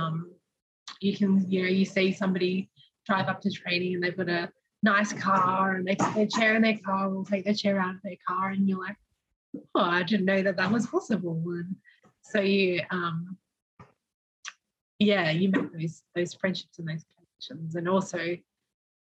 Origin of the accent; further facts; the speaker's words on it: Melbourne, Victoria, Australia; growing up in Melbourne, I think I had a pretty normal childhood